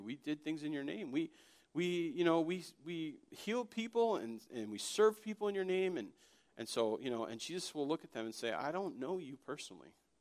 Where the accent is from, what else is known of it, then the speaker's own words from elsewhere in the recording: Connecticut, United States; also born or lived in Florida; when I was five, we moved from Florida to Connecticut